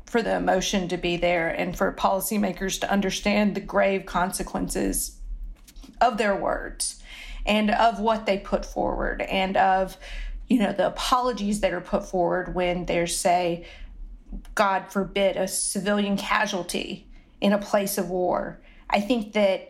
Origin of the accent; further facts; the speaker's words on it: the South, Southern United States, United States; accent: Southern; moved away as an adult; I loved my Southern accent and it just is not going to go away